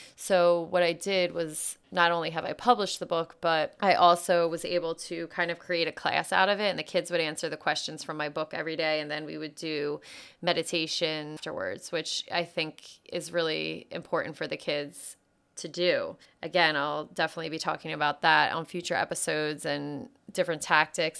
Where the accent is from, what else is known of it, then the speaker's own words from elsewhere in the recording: outside of Philadelphia, Pennsylvania, United States; I grew up outside of Philadelphia